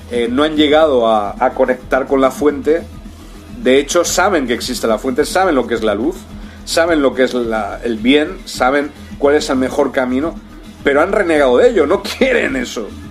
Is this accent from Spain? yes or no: yes; Spain; also born or lived in Brazil; en España, en mi país.